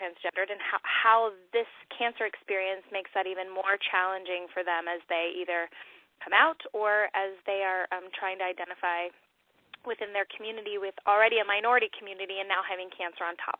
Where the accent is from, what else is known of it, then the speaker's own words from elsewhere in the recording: California, United States; I'll date myself by that, and also I came from Southern California, but I love that word, rad.